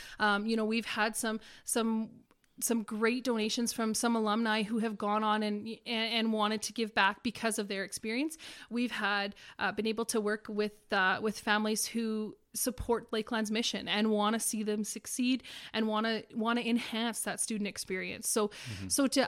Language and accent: English; Hudson Bay, Saskatchewan, Canada; Hudson Bay is located right in northeastern Saskatchewan, in the middle of the forestry, in a snow machiner's paradise, in a hunter's paradise with lakes and situated right around it.